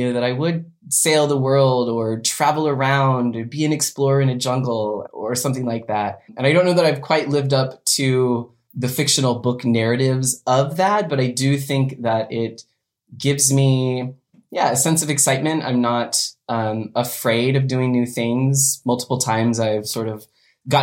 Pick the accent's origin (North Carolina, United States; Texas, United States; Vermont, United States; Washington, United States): Washington, United States; Western; I was born and raised in Washington State, Western Washington, the wet side